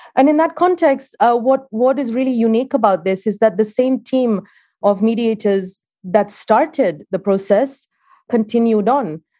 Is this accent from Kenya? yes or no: yes; Kenya; moved away; I'm Kenyan